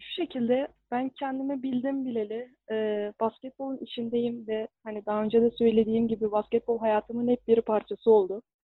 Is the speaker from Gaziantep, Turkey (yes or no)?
yes; Gaziantep, Turkey; moved away as an adult; now in Iğdır, Turkey; ben 1999 Gaziantep doğumluyum. İlkokul ve lise dönemimi yine Gaziantep'te tamamladım.